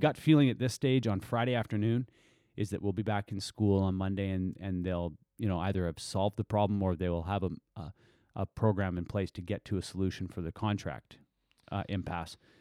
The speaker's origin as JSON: {"language": "English", "area": "Tsartlip Reserve", "region": "British Columbia", "country": "Canada", "tie": "born or raised there", "said": "I grew up on Sartlope Reserve"}